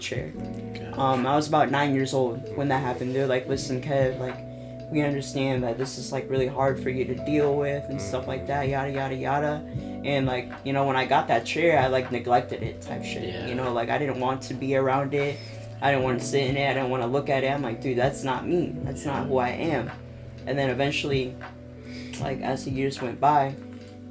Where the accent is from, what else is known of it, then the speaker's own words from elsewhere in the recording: Des Moines, Iowa, United States; I'm 19 years old, born and raised in Des Moines, Iowa, graduated from Hoover High School